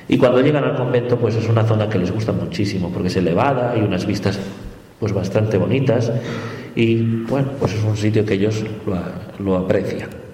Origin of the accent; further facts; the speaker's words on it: La Paz, Bolivia; Nací en La Paz, en Bolivia, de padre boliviano y madre española. Desde muy pequeño estuve en contacto con la Merced, con la parroquia de la Merced